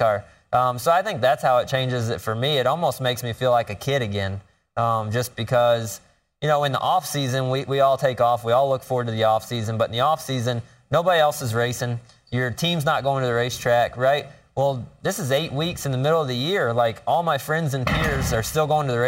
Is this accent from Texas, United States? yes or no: no; Florida, United States; Growing up in Florida